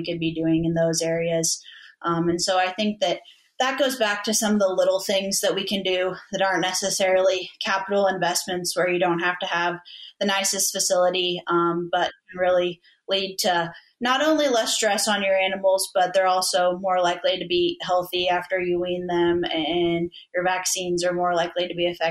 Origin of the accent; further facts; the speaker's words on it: Missouri, United States; growing up in Missouri